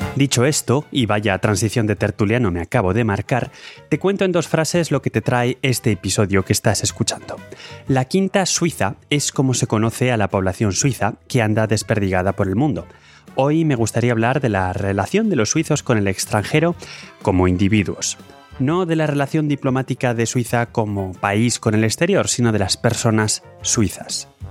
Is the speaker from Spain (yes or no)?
yes; Spain; now in Lausanne, Switzerland; yo por supuesto en estas estadísticas cuento como español